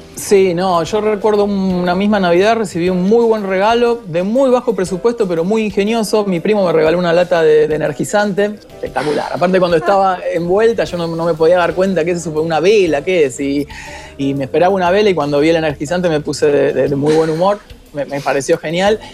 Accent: Haedo, Buenos Aires Province, Argentina; yo soy de Aedo

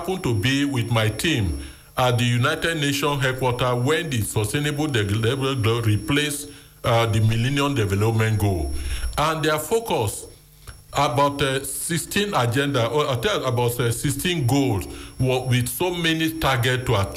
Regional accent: Lagos, Nigeria; I was born in Dodan Barrack. And I live in the barrack

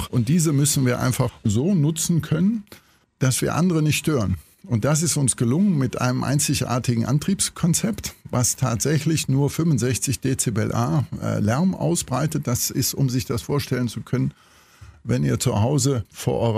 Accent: Cologne, North Rhine-Westphalia, Germany; also ich bin auch Kölner, haben Sie daraus schon entnehmen können

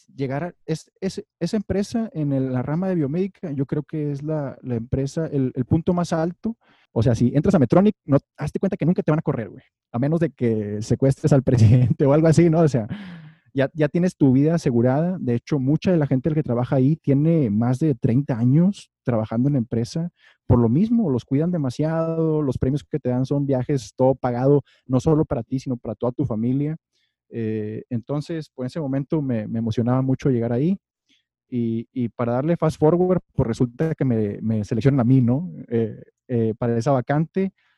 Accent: Monterrey, Nuevo León, Mexico; moved away; yo como buen regio

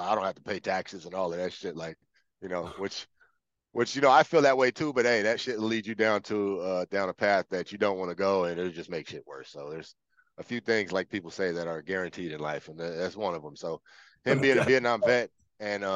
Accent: Los Angeles, California, United States; also born or lived in Palmdale, California; I was born in Los Angeles at the USC Medical Center. I grew up in South Central, South LA for about half of my life. And then my family moved to, it was my mom and my stepdad, moved to Palmdale

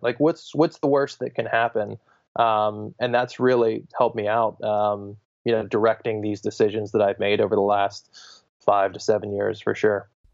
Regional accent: Pittsburgh, Pennsylvania, United States; moved away as an adult; now in Bay Area, United States; I'm from Pittsburgh, Pennsylvania. I'm currently living in, uh, Northern California in the Bay Area

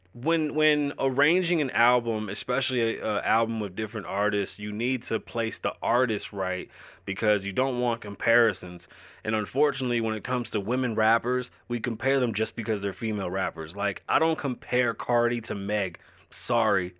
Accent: New York City, New York, United States; now in Las Vegas, United States; I was born and raised, birthed in the Bronx.

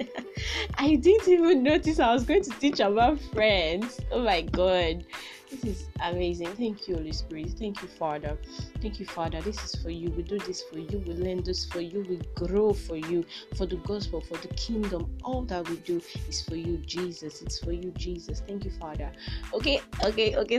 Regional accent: Nigeria; I'm a Nigerian, a proud Nigerian

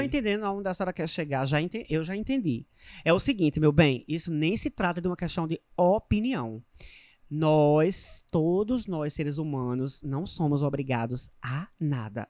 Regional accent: Northeast Region, Brazil; porque sou nordestina

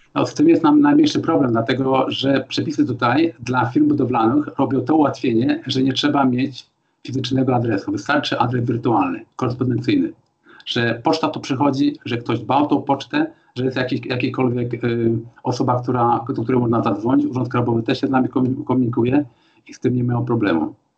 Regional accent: Poland; moved away as an adult; also born or lived in Sopot; now in Germany; Tak samo jak ja teraz przyjeżdżam do Polski po 30 latach

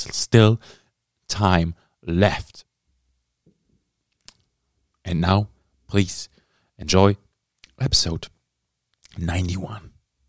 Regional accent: Texas, United States; Howdy, sir. I'm from Texas.

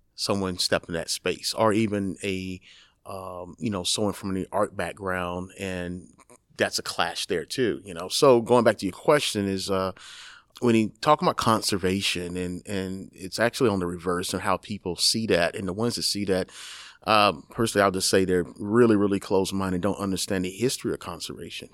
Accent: Texas, United States; moved away; also born or lived in New York; I'm from Texas and my father's a hunter.

